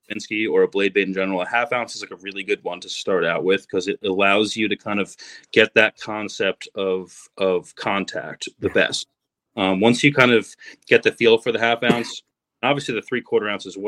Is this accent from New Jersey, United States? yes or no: yes; New Jersey, United States; I grew up in New Jersey